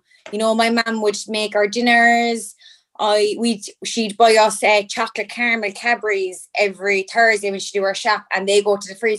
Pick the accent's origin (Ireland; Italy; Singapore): Ireland; Cork, Munster; also born or lived in Carrignavar; So I was born in Cork City. I lived in Mayfield until I was like 10. And my family moved out to Carrignavare, the country.